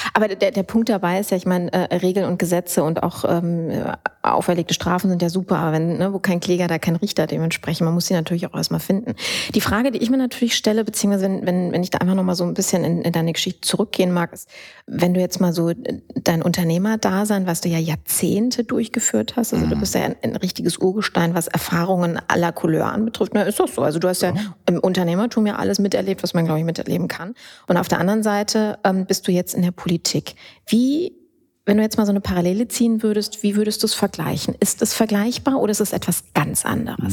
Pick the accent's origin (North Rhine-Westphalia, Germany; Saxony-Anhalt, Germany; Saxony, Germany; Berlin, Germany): North Rhine-Westphalia, Germany; Düsseldorf; Als gebürtige Düsseldorfer